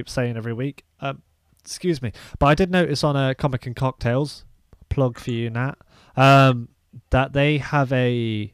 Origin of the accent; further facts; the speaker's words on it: Leicester, East Midlands, United Kingdom; accent: Leicester; it's my Lester accent